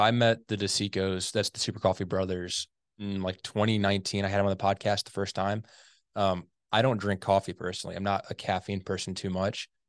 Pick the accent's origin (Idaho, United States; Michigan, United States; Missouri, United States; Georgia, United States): Missouri, United States; St. Louis; I grew up in the Saint Louis area